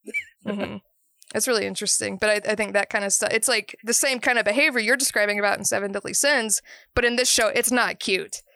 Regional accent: Georgia, United States; growing up in Georgia

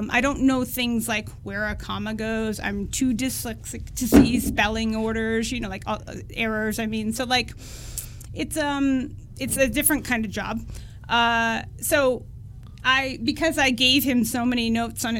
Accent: Eastern Washington, United States; I grew up in Eastern Washington, and when I was in my early 20s, I got sort of headhunted by Amazon to go and work there

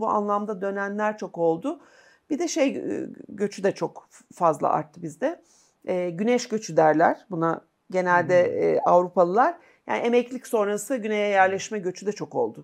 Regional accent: Kırklareli, Turkey; also born or lived in Istanbul; Ben Kırklarelliyim çünkü, hani benim ailem

